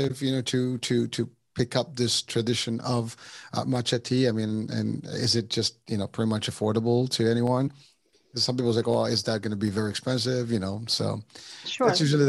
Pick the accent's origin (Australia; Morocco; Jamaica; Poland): Morocco; moved away; I'm originally from Morocco